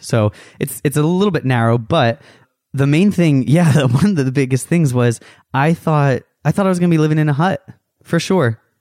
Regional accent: United States; an American

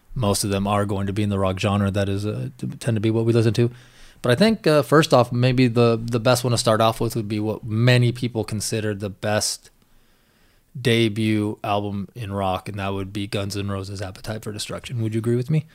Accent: Washington, United States; me growing up in Washington State out in the middle of nowhere

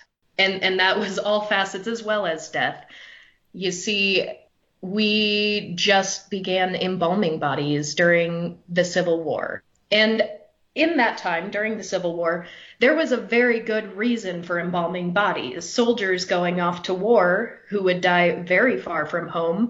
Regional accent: South Dakota, United States; I grew up in South Dakota

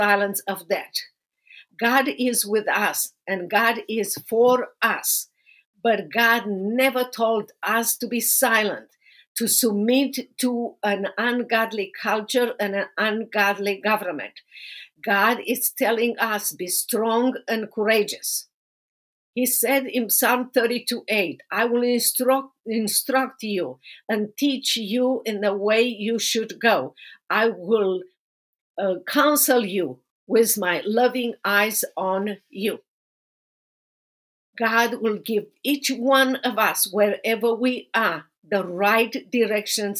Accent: Romania; moved away as an adult; now in United States; I have known you from back to Romania many years ago, and I have been growing with you here in America for so many years.

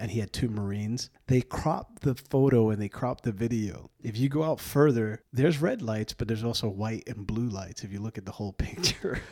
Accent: New York, United States; I was born and raised in New York

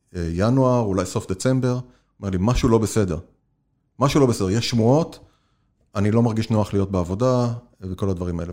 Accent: Israel; moved away as an adult; now in United States; אנחנו כישראלים מכירים את ארה"ב, ואני גם מדבר על עצמי לפני המעבר

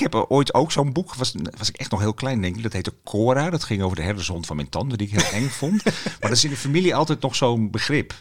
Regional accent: Heerenveen, Friesland, Netherlands; moved away; ik ben geboren in Heerenveen

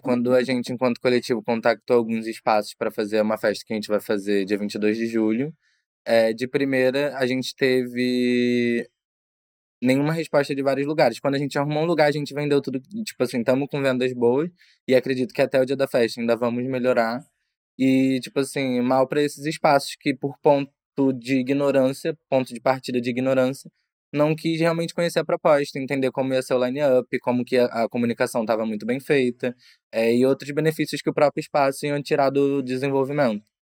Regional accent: Brazil; moved away as an adult; now in Portugal; eu, enquanto brasileiro

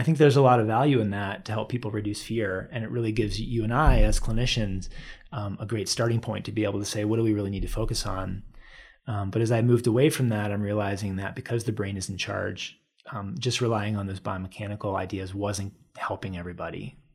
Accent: Washington, District of Columbia, United States; moved away as an adult; now in Boulder, United States; I moved from the Washington, D C area where I grew up and came to college here

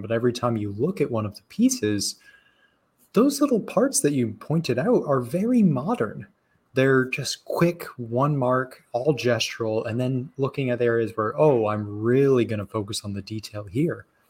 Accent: Arizona, United States; growing up in Arizona

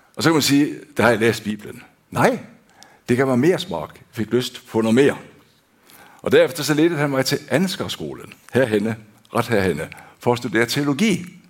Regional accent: Denmark; now in Hånes, Norway; Jeg er født og opvokst i Danmark

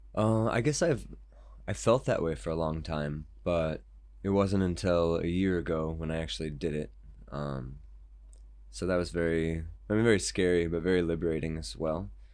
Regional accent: United States; I'm American

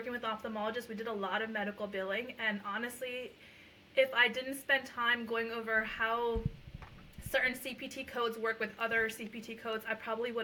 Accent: Lehigh Valley, Pennsylvania, United States; first language Punjabi; moved away as an adult; also born or lived in Puerto Rico; now in New Jersey, United States; I'm actually from the Lehigh Valley in Pennsylvania

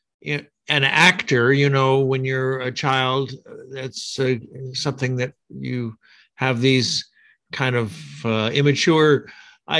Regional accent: Pullman, Washington, United States; I grew up in the United States, in the state of Washington, actually in Pullman, Washington.

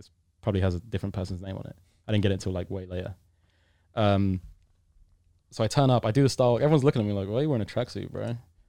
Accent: United Kingdom; I'm British. British fans are pretty rowdy when it comes to sport.

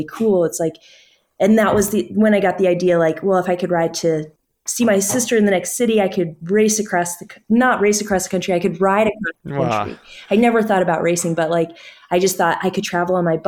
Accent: Alaska, United States; I grew up in Alaska, where it's snowy.

